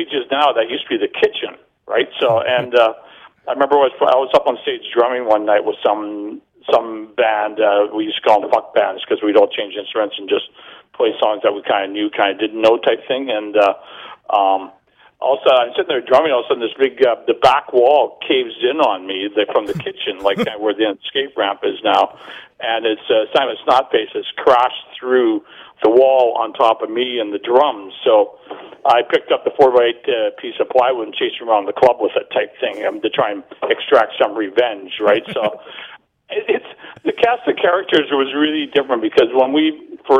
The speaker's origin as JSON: {"language": "English", "town": "Burnaby", "region": "British Columbia", "country": "Canada", "tie": "born or raised there", "also_born_or_lived": "Vancouver", "said": "I grew up in Burnaby, but we moved down to the Lower East Side"}